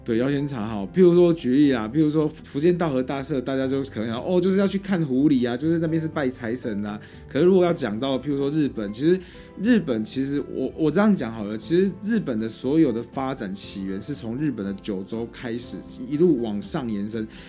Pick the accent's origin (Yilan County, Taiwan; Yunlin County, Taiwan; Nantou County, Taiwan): Yunlin County, Taiwan; 我自己也是云林人